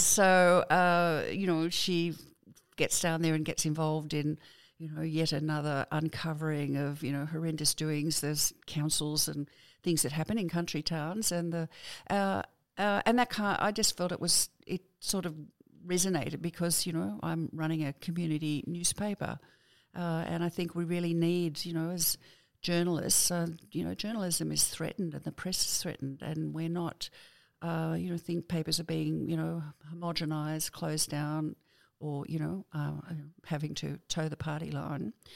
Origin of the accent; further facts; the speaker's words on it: Sydney, New South Wales, Australia; also born or lived in Wingham, New South Wales; I was born in Wingham, but I was five when I went to Sydney, uh, to pet water. So I was raised down there